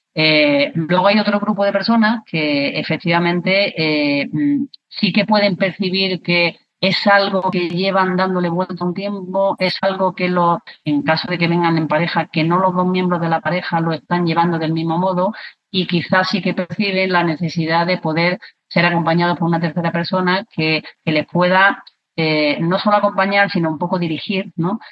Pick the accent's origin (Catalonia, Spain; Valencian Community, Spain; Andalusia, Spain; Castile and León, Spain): Andalusia, Spain; Granada; also born or lived in Córdoba; yo nací en Granada, pero, pero gran parte de mi tiempo, eh, lo he vivido también en Córdoba.